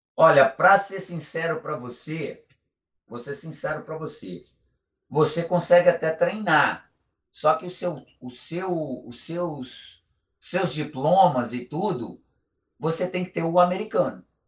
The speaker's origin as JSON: {"language": "Portuguese", "country": "Brazil", "moved": "as an adult", "lives_now": "United States", "said": "eu sou brasileiro, gosto do meu país, amo o meu país"}